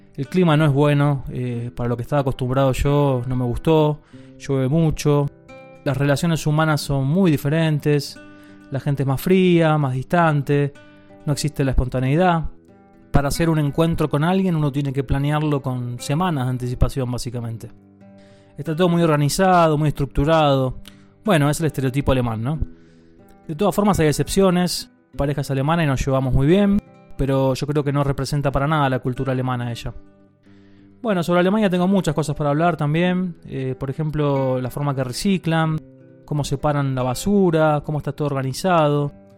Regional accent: Buenos Aires, Argentina; moved away as an adult; now in Spain; soy de Buenos Aires, Argentina, y hace ya un año y medio que dejé el país.

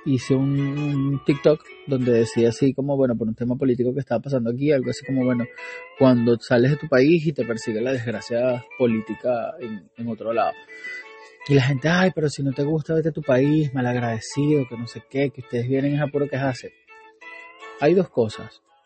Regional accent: Venezuela; born or raised there; moved away as an adult

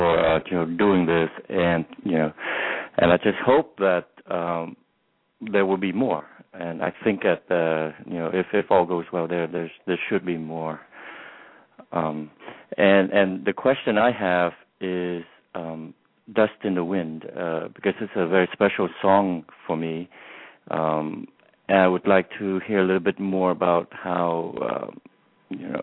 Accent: Vietnam; now in United States; I grew up in Vietnam, so by the time I came to this country

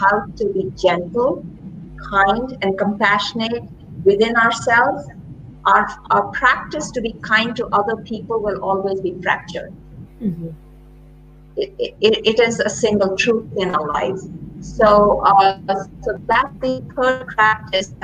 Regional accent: India; moved away as an adult; now in Ohio, United States; I grew up during times in India of a lot of social and political turmoil.

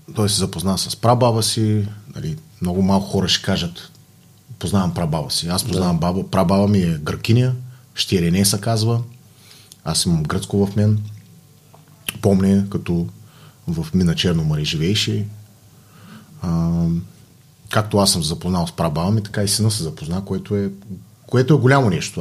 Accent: Bulgaria; Все пак съм българин

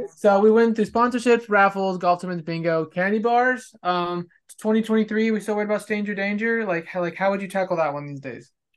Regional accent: California, United States; now in Texas, United States; growing up in California

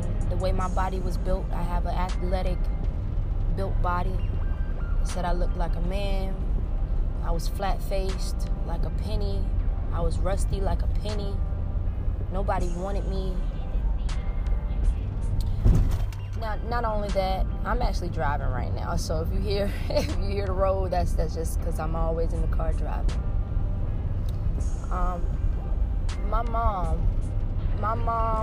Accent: Hampton Roads area, Virginia, United States; also born or lived in Norfolk, Virginia / Newport News, Virginia / Williamsburg, Virginia; First of all, I was born in Norfolk, Virginia. And then my mom moved here to Hampton, Virginia, in Newport News, Virginia. We've moved a couple places here and there. We also lived in Williamsburg as well

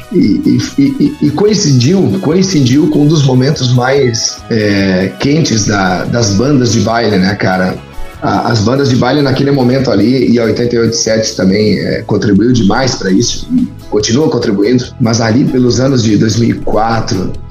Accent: Tucunduva, Rio Grande do Sul, Brazil; also born or lived in Santa Rosa; eu nasci em Santa Rosa e, e logo, logo fui para Tucunduva, né? Então eu, eu, me criei, digamos assim, a, a minha infância foi em Tucunduva.

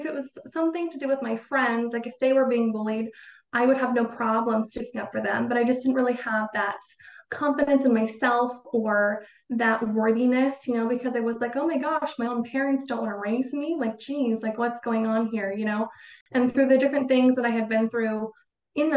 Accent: Boise, Idaho, United States; I grew up in Idaho, in Boise, which is the biggest city in Idaho

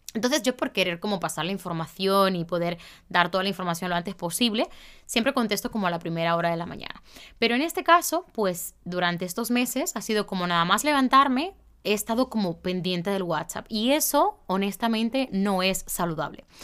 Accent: Santiago de los Caballeros, Santiago, Dominican Republic; moved away; mi ciudad, a Santiago

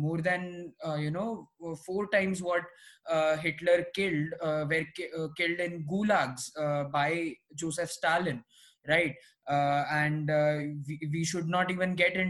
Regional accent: India; as an Indian

